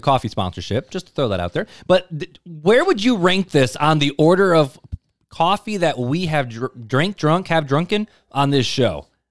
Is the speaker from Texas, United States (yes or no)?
no; right outside of Chicago, Illinois, United States; I grew up right outside of Chicago